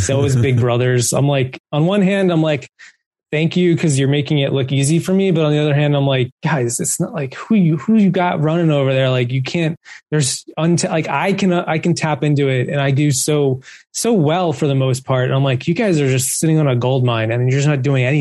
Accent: East Coast, United States; growing up on the East Coast

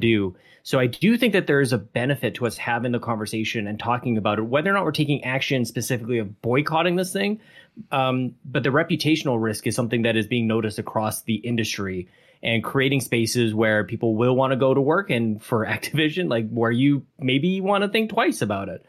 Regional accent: Canada; we're all Canadian

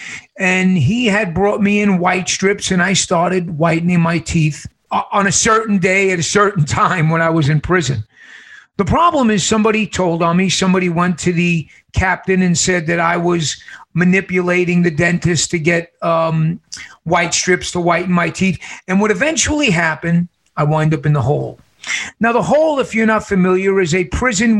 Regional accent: New York City, New York, United States; now in Casa Grande, United States; I was born and raised in New York City

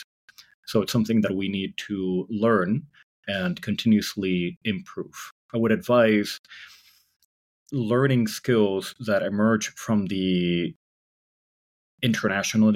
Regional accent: San Francisco Bay Area, California, United States; I grew up in the San Francisco Bay Area

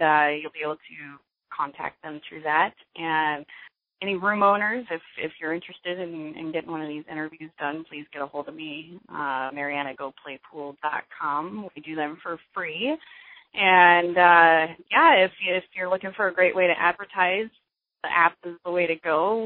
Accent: Grand Junction, Colorado, United States; moved away; I'm actually originally from Colorado. I was born and raised in Grand Junction

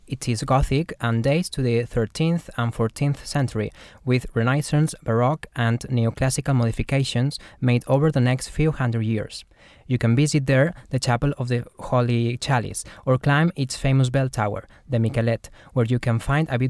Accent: small town near Valencia, Valencian Community, Spain; English is a second language; moved away; I'm not exactly from Valencia, but from a small town, 50-minute drive from there, and I lived in Valencia for 5 years while I was at university.

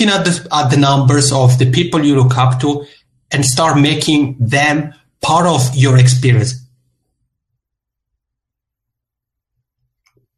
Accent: Italian-speaking part of Switzerland, Italian-speaking Switzerland, Switzerland; accent: Macaroni accent; now in Helsinki, Finland; I'm originally from the Italian-speaking part of Switzerland. So if you pick up the Macaroni accent, that's where it comes from. But I'm here now in Helsinki, Finland

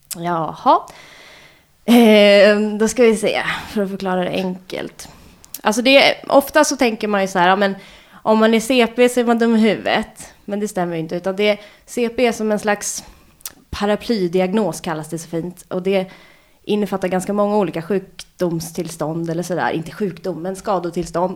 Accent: Lidingö, Stockholm County, Sweden; also born or lived in Kungsholmen, Stockholm; Jag är född på Kungsholmen. Och sen när jag var ett och ett halvt så flyttade vi ut till Lidingö.

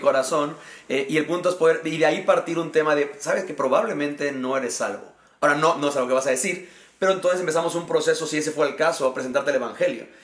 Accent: Mexico; also born or lived in Querétaro, Mexico; soy eh, mexicano y actualmente sirvo a Dios pastoreando la iglesia Horizonte Querétaro aquí en la ciudad de Querétaro, México

